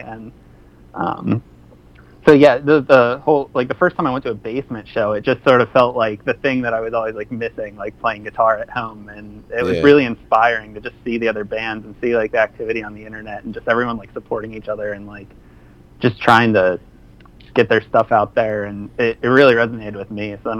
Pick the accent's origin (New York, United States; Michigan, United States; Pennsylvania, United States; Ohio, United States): Pennsylvania, United States; Mechanicsburg; now in Philadelphia, United States; I'm originally from Mechanicsburg, PA, which is like central Pennsylvania, and Philly was like one of the closest big cities to me.